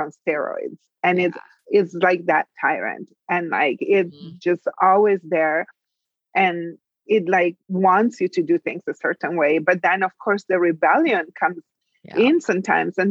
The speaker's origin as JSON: {"language": "English", "country": "Italy", "tie": "born or raised there", "moved": "as an adult", "said": "I'm from Italy. In my country, I was born and raised. I left when I was 19"}